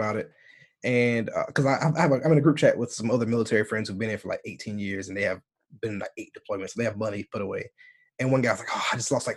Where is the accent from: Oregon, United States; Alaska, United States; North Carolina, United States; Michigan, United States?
North Carolina, United States; moved away as an adult; also born or lived in Italy / Guam; now in United Kingdom; Southern people from my, like North Carolina